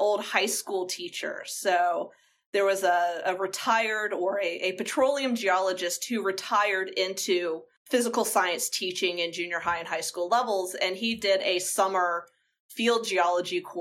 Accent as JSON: {"language": "English", "region": "Georgia", "country": "United States", "tie": "born or raised there", "said": "I'm from Georgia, and so I grew up and we would go to the beach during the summers as a family."}